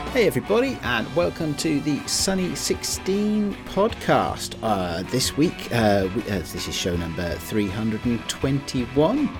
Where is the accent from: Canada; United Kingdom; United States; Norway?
United Kingdom; I'm British.